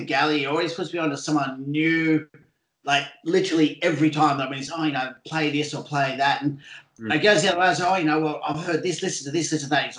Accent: Australia; growing up in Port, my generation, we were really, you know, that just comes through the years of Double J formed into Triple J.

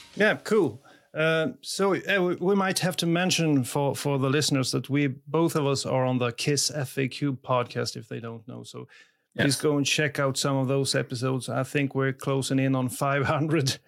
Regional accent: Sweden; English is a second language; I'm from Sweden.

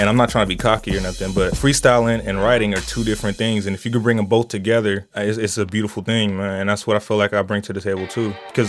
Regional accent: Dallas, Texas, United States; also born or lived in Milwaukee / Seattle / Los Angeles; Man, I'm from all over, man. I grew up in Dallas, Texas, man. I grew up in Milwaukee, Seattle. But my real home is here in Southern California, Los Angeles, and Pomona and the IE period, man.

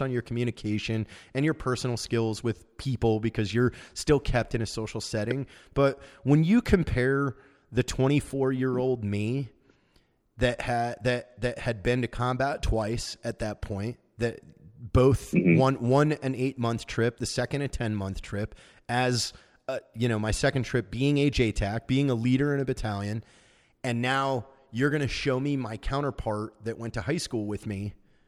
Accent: Washington, United States; I'm from Washington State

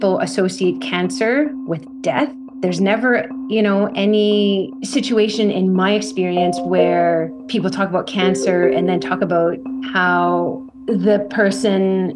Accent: Behchokǫ̀, Northwest Territories, Canada; also born or lived in Edmonton, Alberta; now in Yellowknife, Canada; I'm originally from a small First Nations community, which small by, you know, city standards, but large in terms of it's the largest First Nations community in the Northwest

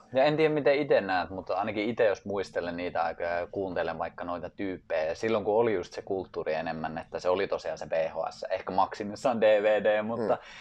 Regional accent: Finland; mä oon Suomesta

